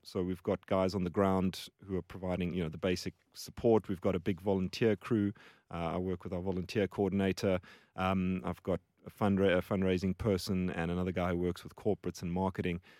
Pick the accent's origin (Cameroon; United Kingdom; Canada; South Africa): South Africa; Johannesburg, Gauteng; moved away as an adult; also born or lived in Cape Town; now in Australia; So, South Africa, born and raised.